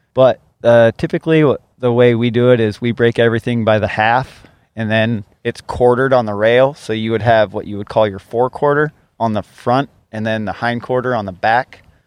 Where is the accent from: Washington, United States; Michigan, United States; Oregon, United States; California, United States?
Washington, United States; Ellensburg; also born or lived in Seattle; I grew up uh, in Ellensburg, Washington